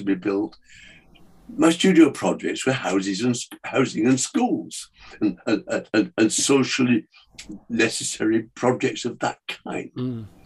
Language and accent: English; north of England, United Kingdom; one of the only two bookshops in my hometown, north of England